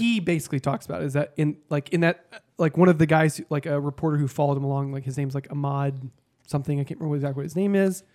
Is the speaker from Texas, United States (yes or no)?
yes; Texas, United States; moved away; I grew up in Texas